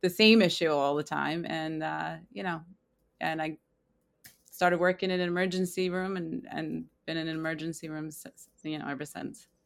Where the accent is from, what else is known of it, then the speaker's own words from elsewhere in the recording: Long Island, New York, United States; I am from Long Island, New York